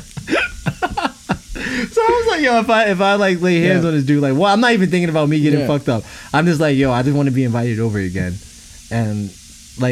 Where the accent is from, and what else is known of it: New York City, New York, United States; born or raised there